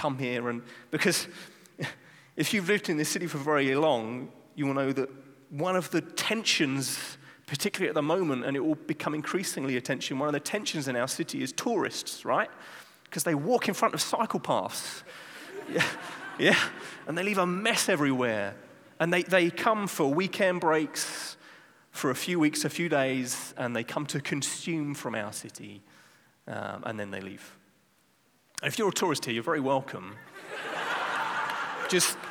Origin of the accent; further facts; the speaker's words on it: England, United Kingdom; now in Amsterdam, Netherlands; I'm not Dutch, I'm from England